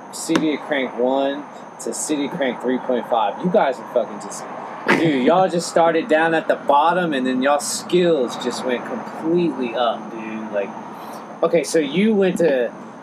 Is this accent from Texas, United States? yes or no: yes; Houston, Texas, United States; back home in that era, time and frame in Houston, we were all mountain bikers and road bikers.